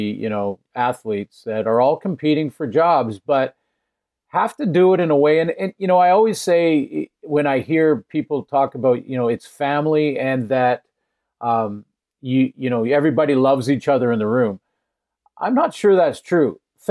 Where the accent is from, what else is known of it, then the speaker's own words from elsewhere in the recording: Prince George, British Columbia, Canada; also born or lived in New Westminster, British Columbia; I was born in New Westminster, as you mentioned, but then immediately moved to Prince George when I was an infant.